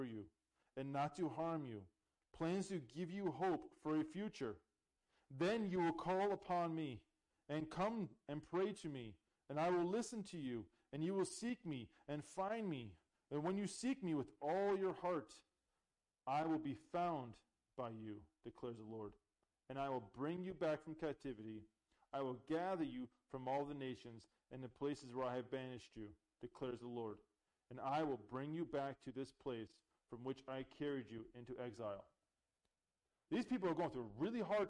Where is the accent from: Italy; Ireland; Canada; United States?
Canada; moved away; I'm Canadian